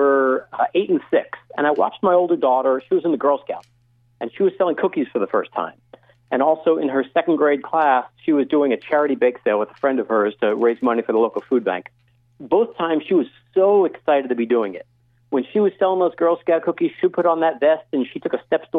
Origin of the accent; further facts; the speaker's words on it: Syosset, New York, United States; moved away as an adult; also born or lived in Michigan; now in Silicon Valley, United States; I'm a Syosset High School grad. I grew up on Long Island